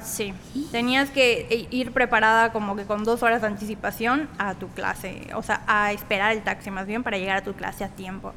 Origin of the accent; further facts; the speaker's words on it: Tahmek, near Mérida, Yucatán, Mexico; now in Mérida, Mexico; soy de Tazmé, un municipio a 40 minutos de, Mérida. Eh, soy de ahí, pero actualmente vivo aquí en Mérida.